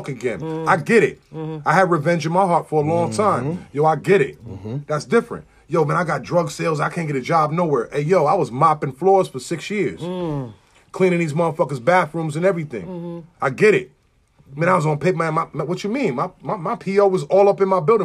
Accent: Buffalo, New York, United States; I'm from Sycamore and Lathrop

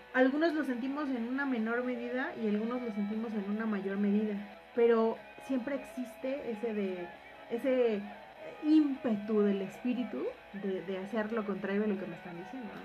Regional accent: Mexico; nosotros como mexicanos

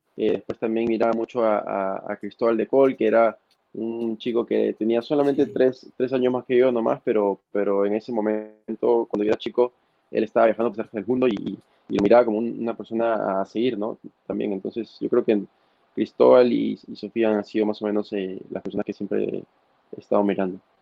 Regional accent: Máncora, Piura, Peru; soy de Máncora, eh, vivo muy cerca de la playa

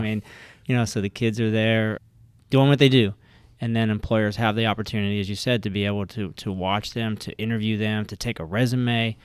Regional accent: Ohio, United States; now in Richmond, United States; I had two older brothers that went to, uh, vocational school where we grew up in Ohio

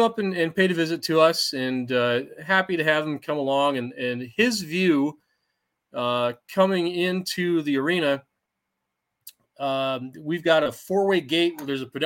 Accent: Armada, Michigan, United States; it's my hometown fair

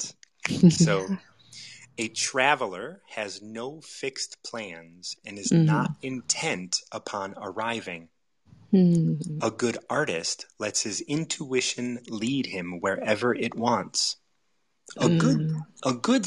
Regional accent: United States; I grew up in the United States

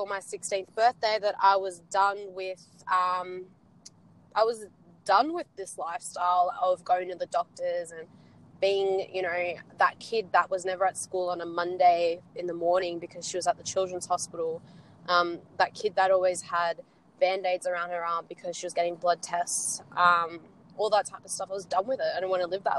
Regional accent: Sydney, New South Wales, Australia; I'm from Sydney

